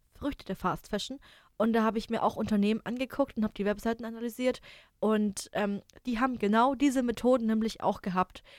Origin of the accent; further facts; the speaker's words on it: Germany; als Deutscher